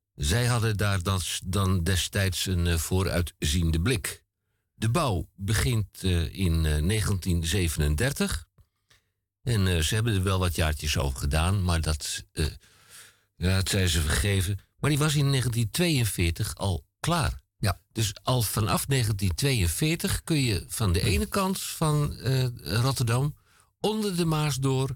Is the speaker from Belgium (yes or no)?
yes; Antwerp, Flanders, Belgium; now in Netherlands; terug in mijn geboorteland eh, en mijn geboorteplaats Antwerpen.